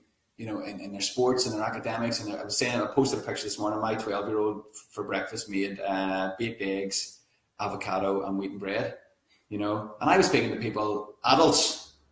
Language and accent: English; Northern Irish, Northern Ireland, United Kingdom; we're Northern Irish, normal families